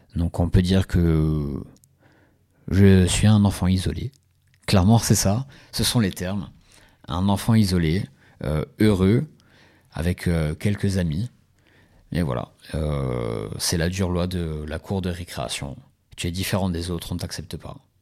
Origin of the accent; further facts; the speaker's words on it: Ajaccio, Corsica, France; je suis originaire d'Ajaccio